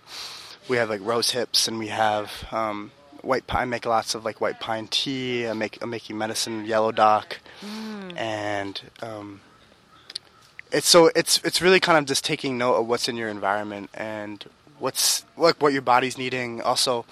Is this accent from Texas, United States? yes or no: no; Spring Valley, New York, United States; I'm from Spring Valley, New York, which is 2.5 hours south of here